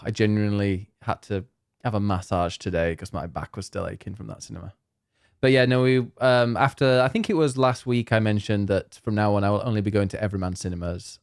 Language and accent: English; Leeds, Yorkshire and the Humber, United Kingdom; now in Croydon, United Kingdom; I'm from Leeds.